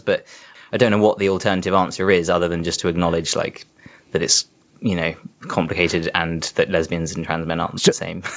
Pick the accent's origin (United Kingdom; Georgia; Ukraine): United Kingdom; South East England; I grew up in Southeast England.